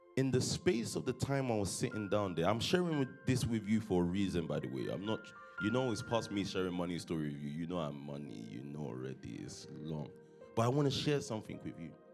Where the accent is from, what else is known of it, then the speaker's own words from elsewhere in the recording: London, United Kingdom; from Stockwell, born in London, um, 1990.